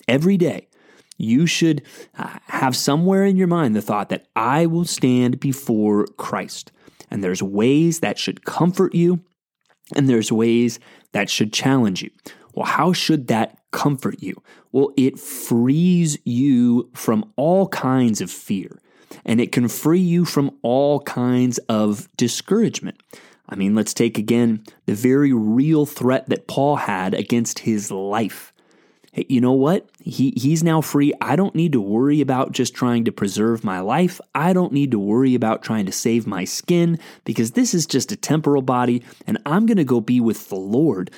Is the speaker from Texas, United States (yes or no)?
yes; San Antonio, Texas, United States; the church where I grew up in San Antonio, Texas